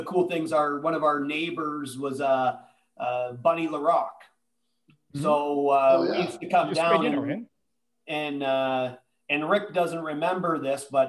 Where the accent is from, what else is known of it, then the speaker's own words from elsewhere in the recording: Mississauga, Ontario, Canada; also born or lived in Maple Ridge, British Columbia; I grew up in Mississauga, but I was born in Maple Ridge, BC.